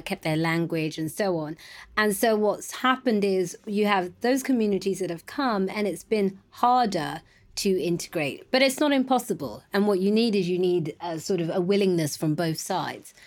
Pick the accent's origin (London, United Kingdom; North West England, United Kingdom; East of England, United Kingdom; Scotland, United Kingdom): London, United Kingdom; also born or lived in Ghana; I was born in East London, um, but my parents are from Ghana. Um, and I was, uh, raised in East London until I was About three.